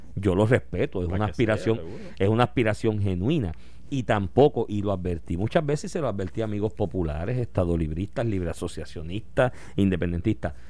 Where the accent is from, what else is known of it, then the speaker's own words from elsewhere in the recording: Puerto Rico; todos nosotros como puertorriqueños